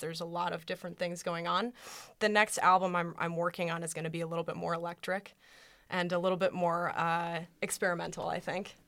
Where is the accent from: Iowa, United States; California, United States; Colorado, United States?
Colorado, United States; moved away; I'm from Colorado originally